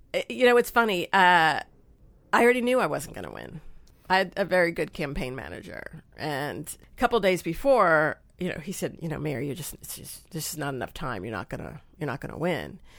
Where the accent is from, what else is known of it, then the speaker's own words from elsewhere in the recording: Long Island, New York, United States; moved away as an adult; now in Nashville, United States; I grew up on Long Island, like in a small town on Long Island